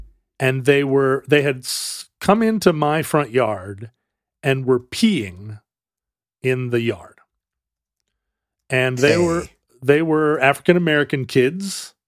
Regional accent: Wales, United Kingdom; As a Welshman.

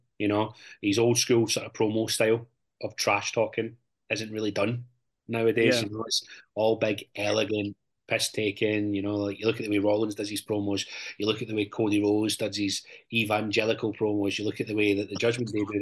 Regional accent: Scotland, United Kingdom; the stereotypes that we've had as Scottish wrestlers

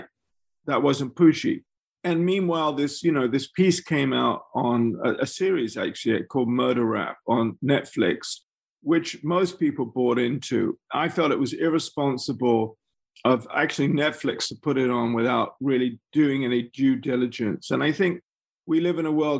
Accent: England, United Kingdom; as an English person who hadn't grown up there

